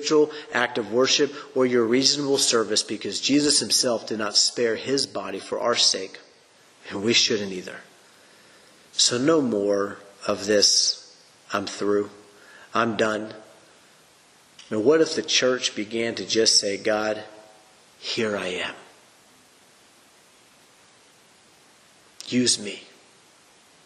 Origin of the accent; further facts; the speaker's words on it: United States; I was raised in the American culture